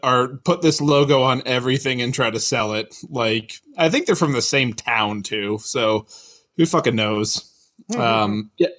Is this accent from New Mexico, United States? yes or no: no; Chicago, Illinois, United States; now in Naperville, United States; I'm from Chicago.